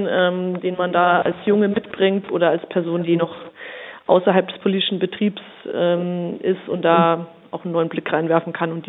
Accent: Bavaria, Germany; wie Sie schon gesagt hatten. Ich bin 34 Jahre alt bin aus Oberfranken

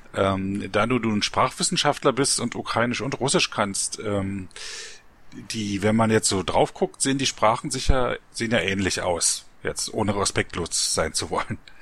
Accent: East Germany, Germany; ich bin ja in der DDR aufgewachsen.

